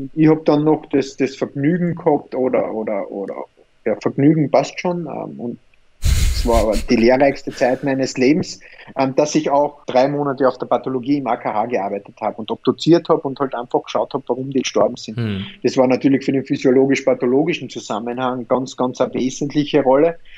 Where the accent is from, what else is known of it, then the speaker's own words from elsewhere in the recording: Austria; bei uns in Österreich